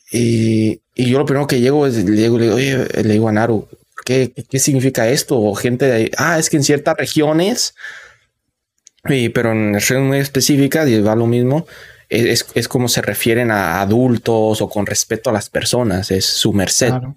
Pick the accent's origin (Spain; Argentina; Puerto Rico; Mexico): Mexico; yo soy obviamente de un rancho, ¿no? De un pueblo. Y que incluso en, en, en México, de mi pueblo